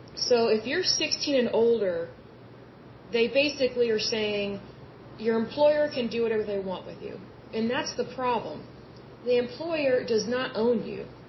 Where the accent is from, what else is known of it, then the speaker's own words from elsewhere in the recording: Yukon, Oklahoma, United States; now in Oklahoma City, United States; I grew up in Yukon, Oklahoma, and uh, now I live in Oklahoma City